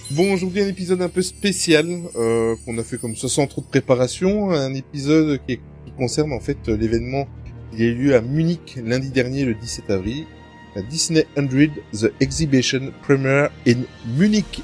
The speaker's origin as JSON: {"language": "French", "country": "Belgium", "said": "nous sommes belges"}